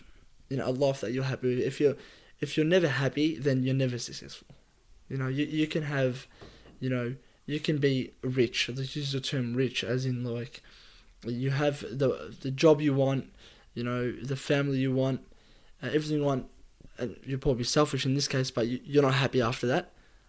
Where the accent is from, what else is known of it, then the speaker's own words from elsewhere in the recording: Australia; Appreciate being Aussie.